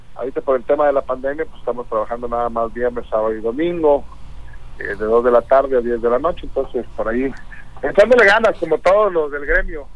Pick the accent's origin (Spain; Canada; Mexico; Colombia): Mexico; Colima; yo soy de Colima, Colima, con mamá Colimota